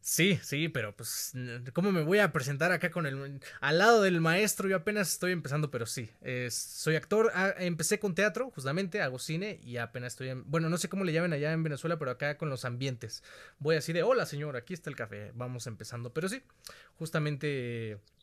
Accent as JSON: {"language": "Spanish", "country": "Mexico", "said": "Te lo extiendo como mexicano"}